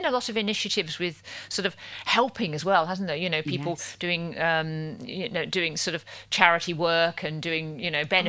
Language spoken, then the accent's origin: English; Wolverhampton, West Midlands, United Kingdom; also born or lived in Ealing; now in London, United Kingdom; I'm from Wolverhampton myself.